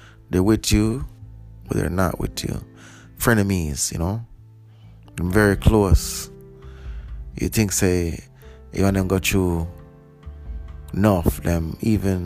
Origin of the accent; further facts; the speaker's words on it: Jamaica; now in Canada; I'm a Jamaican